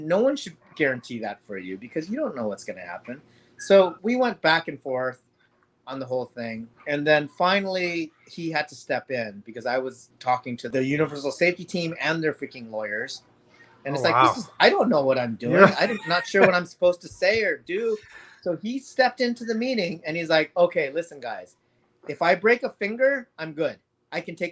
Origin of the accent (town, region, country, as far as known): Los Angeles, California, United States; born or raised there; also born or lived in Indonesia